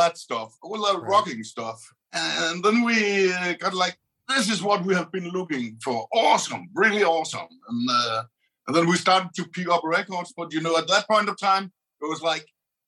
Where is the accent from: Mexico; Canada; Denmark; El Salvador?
Denmark; Aarhus, Central Denmark Region; so that's where I'm from, and I've lived all my life